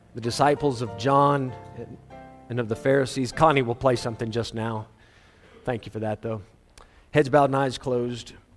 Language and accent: English; South Africa; Ek is 'n boerseun. Regte boerseun. Ek sal 'n boerseun wees my hele lewe.